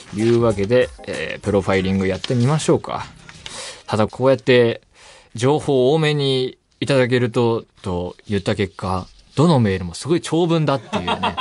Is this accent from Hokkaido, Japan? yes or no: no; Saitama, Japan; 私、埼玉出身ですが